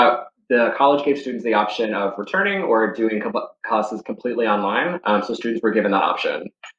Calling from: Charlotte, North Carolina, United States; I'm calling in from Charlotte, North Carolina.

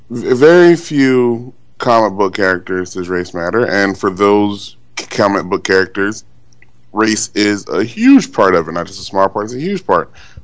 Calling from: Glendale, California, United States; I'm calling from Glendale, California

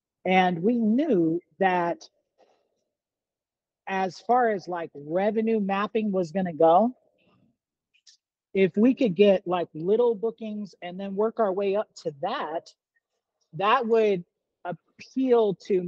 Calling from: Las Vegas, Nevada, United States; we're based here in Las Vegas, Nevada. That's where I'm actually calling from the Starbucks right now.

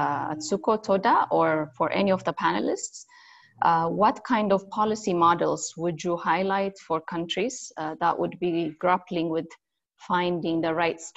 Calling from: Nairobi, Kenya; I'm calling from Nairobi, Kenya.

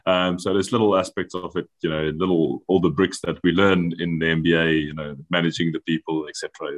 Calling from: Biarritz, Nouvelle-Aquitaine, France; I'm calling in from a town called Biarritz in France at the moment.

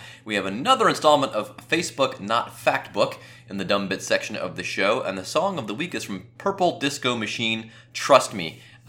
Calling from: Cincinnati, Ohio, United States

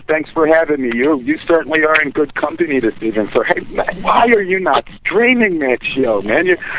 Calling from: Greensboro, North Carolina, United States; I'm calling from Greensboro, North Carolina.

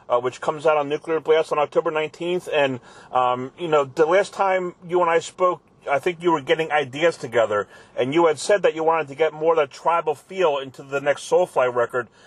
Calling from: Pennsylvania, United States; but um, I'm just outside of Philadelphia.

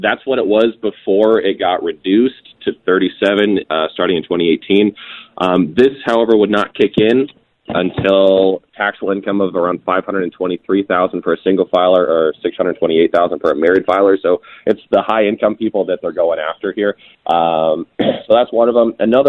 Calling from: Scottsdale, Arizona, United States; I'm calling in from Scottsdale, Arizona. I'm at a bachelor party right now.

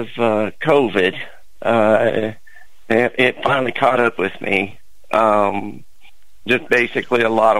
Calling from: Kansas, United States; I'm calling from Kansas.

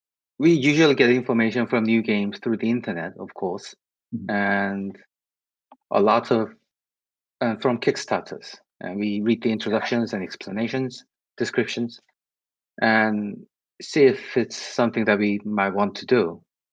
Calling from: Seoul, South Korea; I'm speaking from Seoul, South Korea.

